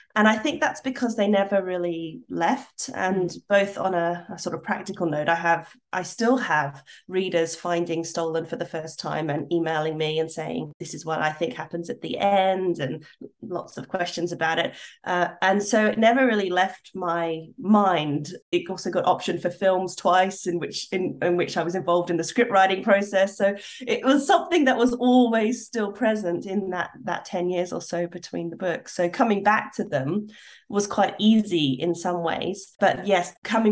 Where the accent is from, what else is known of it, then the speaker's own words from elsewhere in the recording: Australia; moved away as an adult; I've come back to Australia, a place where I once absolutely 100% would have said, yes, I'm Australian.